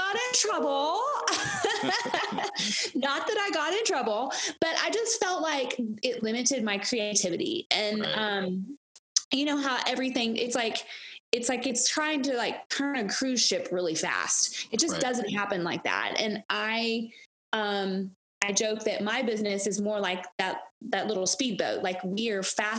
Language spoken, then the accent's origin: English; Gatlinburg, Tennessee, United States; also born or lived in Knoxville, Tennessee; I was born and raised in Gatlinburg, Tennessee.